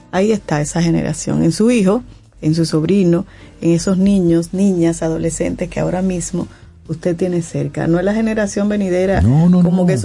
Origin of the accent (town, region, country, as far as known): Dominican Republic